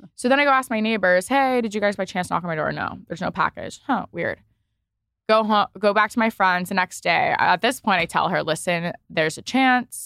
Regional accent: East Coast, United States; also born or lived in Los Angeles; now in New York, United States; I'm from the East Coast originally.

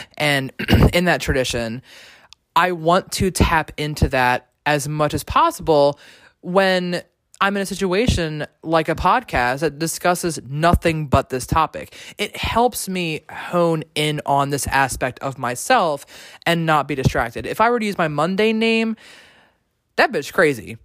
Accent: Maryland, United States; from Maryland like myself

